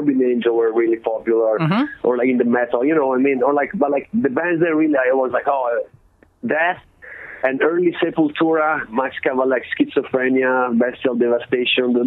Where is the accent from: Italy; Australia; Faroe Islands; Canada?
Italy; moved away as an adult; now in Oakland, United States; growing up in Italy, you get so much freedom as a kid